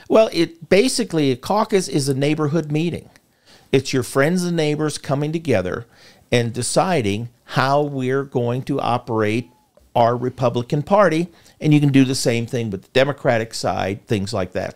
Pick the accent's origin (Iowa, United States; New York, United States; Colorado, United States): Iowa, United States; moved away as an adult; also born or lived in Montana; I was born and raised in Iowa with a strong religious background